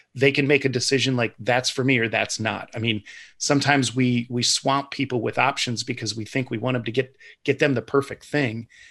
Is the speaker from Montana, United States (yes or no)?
no; Ohio, United States; I'm kind of born and raised in Ohio